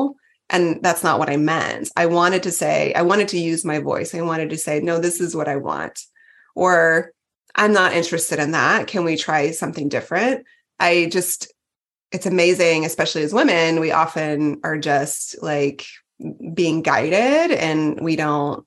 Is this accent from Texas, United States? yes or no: yes; Texas, United States; I was from Texas